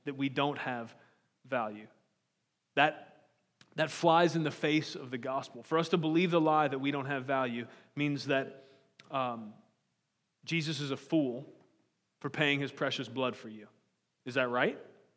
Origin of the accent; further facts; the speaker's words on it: United States; born as an American